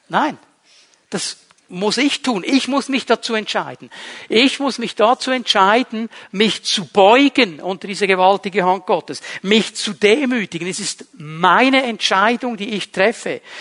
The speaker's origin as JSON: {"language": "German", "country": "Switzerland", "said": "Bin ja Schweizer, muss eine gewisse Sicherheit noch haben"}